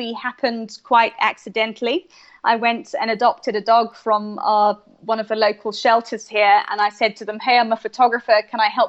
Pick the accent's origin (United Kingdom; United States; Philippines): United Kingdom; I'm from the UK, so I'm British.